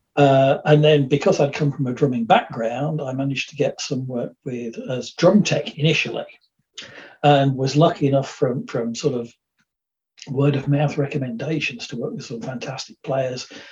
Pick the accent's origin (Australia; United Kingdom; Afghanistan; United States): United Kingdom; Dudley, West Midlands; moved away; also born or lived in Birmingham; I was born in Birmingham, and for the first part, part of my life, lived in, in the West Midlands. So this was around Dudley, Rowley Regis, quite an industrial area, which is known as the Black Country